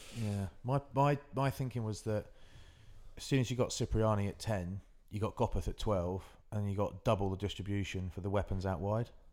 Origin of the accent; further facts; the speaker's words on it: West Country, South West England, United Kingdom; I'm from the West, I'm living the West Country